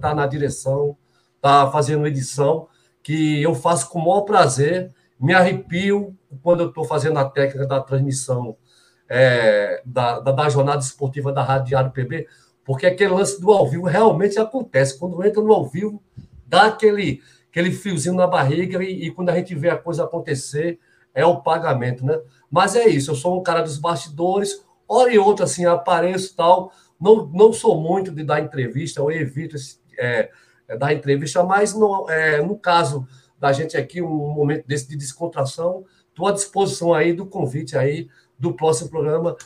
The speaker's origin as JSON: {"language": "Portuguese", "country": "Brazil", "said": "nós somos brasileiros"}